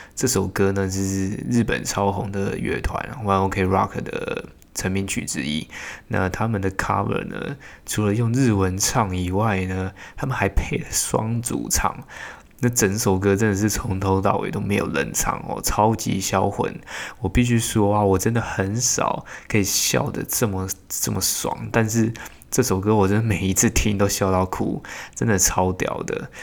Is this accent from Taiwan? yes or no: yes; Hsinchu, Hsinchu City, Taiwan; 我自己是在新竹市土生土长的人哈，从小读书到现在呢，工作都还在新竹